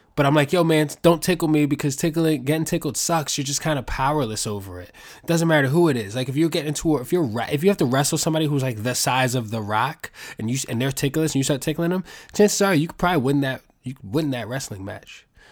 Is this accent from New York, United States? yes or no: yes; New York, United States; I'm from New York